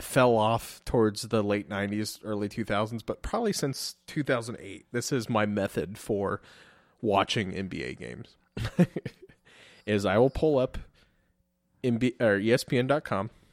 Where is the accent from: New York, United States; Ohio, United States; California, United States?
Ohio, United States; Columbus; moved away; also born or lived in Washington, D.C.; I was from Columbus